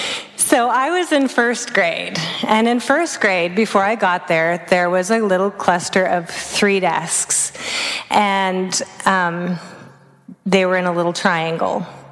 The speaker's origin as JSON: {"language": "English", "town": "Vancouver", "region": "British Columbia", "country": "Canada", "tie": "born or raised there", "also_born_or_lived": "Oregon", "said": "I grew up on the West Coast. First, I was in British Columbia and Canada, and then I ended up in Oregon. So I was born in Vancouver."}